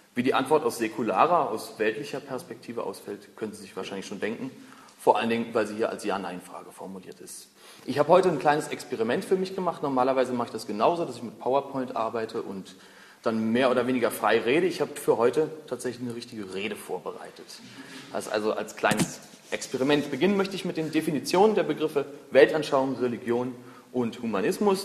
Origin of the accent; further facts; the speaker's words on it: Berlin, Germany; Ich bin 29 Jahre alt, bin Berliner